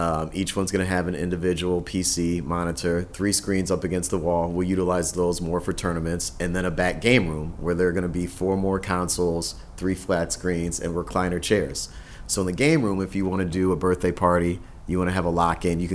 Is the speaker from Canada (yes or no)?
no; Minnesota, United States; also born or lived in Chicago; I grew up in Minnesota